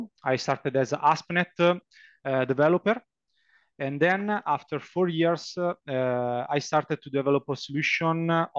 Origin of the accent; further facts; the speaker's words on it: Lombardy, Italy; English is a second language; I come from Italy. I live in a small town near Milan in the north of Italy.